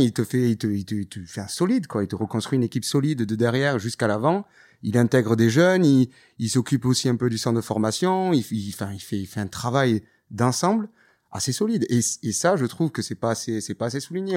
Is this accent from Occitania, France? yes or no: yes; Toulouse, Occitania, France; viens de Toulouse, donc j'ai vécu ça avec le TFC des années